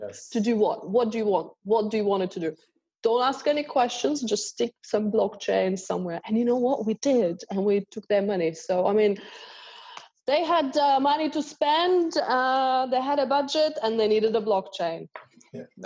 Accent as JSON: {"language": "English", "country": "Australia", "moved": "as an adult", "lives_now": "Dubai, United Arab Emirates", "said": "I'm an Australian lawyer."}